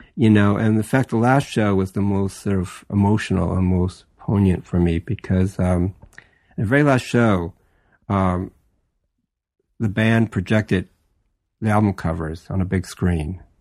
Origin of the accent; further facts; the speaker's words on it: Los Angeles, California, United States; I was born and raised in Los Angeles